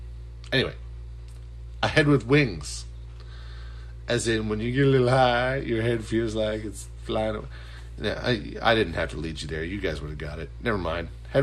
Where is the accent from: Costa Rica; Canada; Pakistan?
Canada; Nova Scotia; I'm in the Atlantic time zone. It's very small. We're a very small, meek people. You could easily take us over. I mean, come on. Trump, what are you doing? You could totally take over Nova Scotia.